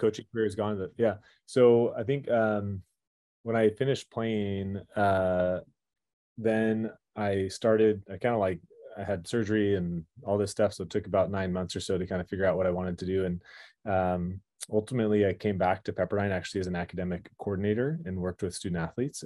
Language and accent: English; Irvine, California, United States; now in Malibu, United States; growing up there until I was eighteen years old.